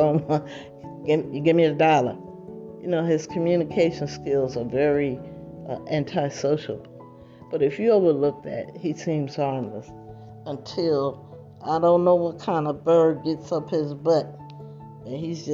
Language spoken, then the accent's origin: English; New Jersey, United States; now in California, United States; I'm not from California. I don't know if that makes a difference, but I'm from New Jersey